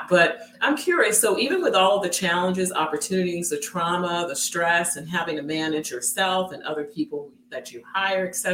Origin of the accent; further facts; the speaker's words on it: New York City, New York, United States; I grew up in Brooklyn, in one of the worst parts of Brooklyn